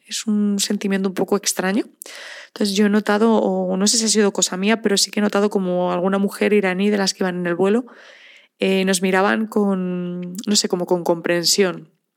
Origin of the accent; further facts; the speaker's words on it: Spain; nos identifican enseguida como españoles